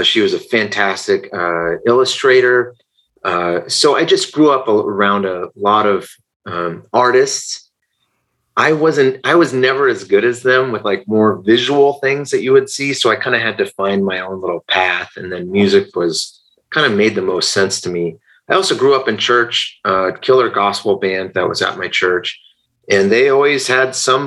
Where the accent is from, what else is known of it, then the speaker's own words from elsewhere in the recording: Portland, Oregon, United States; Born and raised in Portland, Oregon